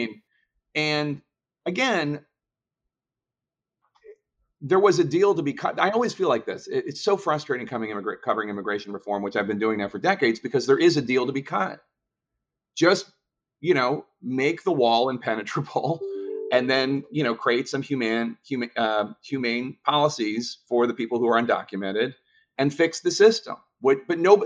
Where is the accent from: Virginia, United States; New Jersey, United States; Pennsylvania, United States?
Pennsylvania, United States; Philadelphia; in Philadelphia, my hometown